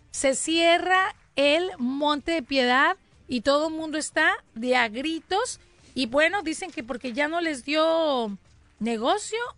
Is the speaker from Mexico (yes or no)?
yes; Mexico; La onda es de que los afectados somos los mexicanos.